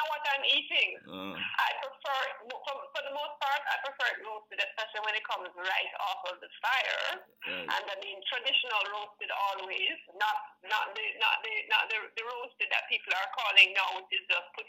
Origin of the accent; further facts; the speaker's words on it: Kingston, Jamaica; My family is not from Portland. We are actually all from Kingston.